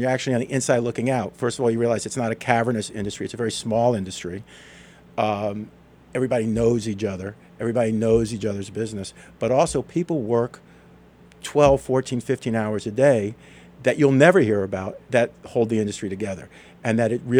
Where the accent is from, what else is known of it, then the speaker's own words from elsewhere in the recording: New York City, New York, United States; moved away as an adult; also born or lived in Los Angeles; I'm a kid from New York City who went out to Los Angeles and spent, 30 years working in the entertainment industry.